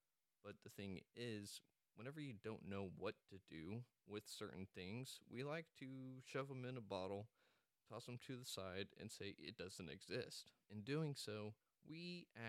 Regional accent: Amarillo, Texas, United States; now in Dallas, United States; I'm actually from Amarillo, Texas, and I currently reside down in the Dallas area

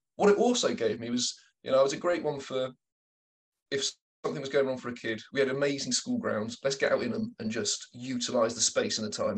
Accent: Taunton, South West England, United Kingdom; I grew up in Taunton in Somerset

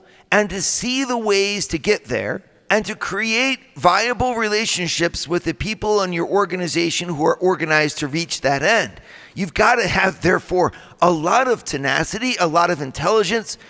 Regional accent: Midwest, United States; I come from the Midwest, right? I come from the land of the donut

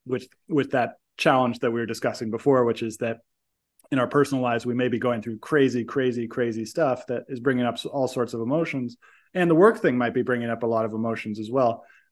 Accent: United States; I'm American

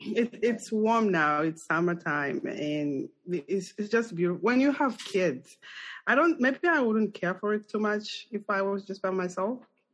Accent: Zambia; English is a second language; now in United States; So I share the thing with you with Colorado. We are a landlocked country.

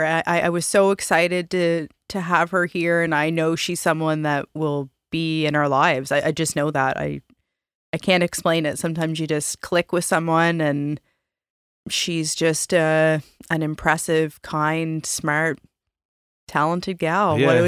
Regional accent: Halifax, Nova Scotia, Canada; We're both from Halifax.

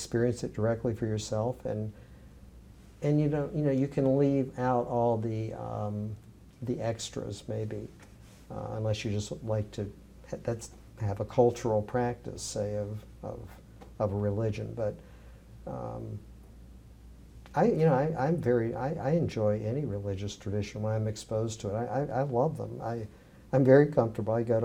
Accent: the South, United States; where I grew up in the South

